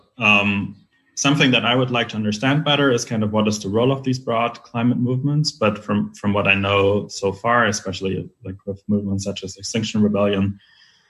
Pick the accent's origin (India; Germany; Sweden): Germany; in my home country, in Germany